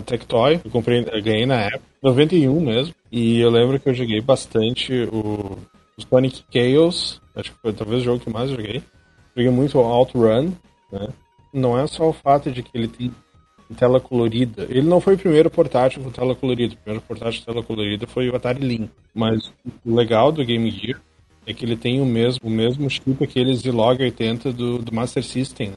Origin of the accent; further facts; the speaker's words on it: Rio Grande do Sul, Brazil; eu sou caixista e eu sou gaúcho também